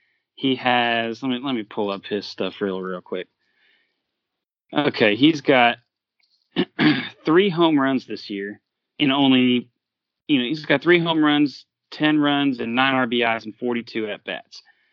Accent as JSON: {"language": "English", "region": "California", "country": "United States", "moved": "yes", "lives_now": "the South, United States", "said": "I'm from Los Angeles. I'm not from Los Angeles. I'm from California."}